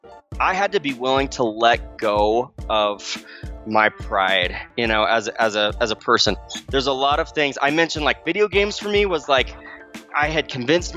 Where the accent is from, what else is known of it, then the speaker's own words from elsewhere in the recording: Arizona, United States; moved away; I grew up in Arizona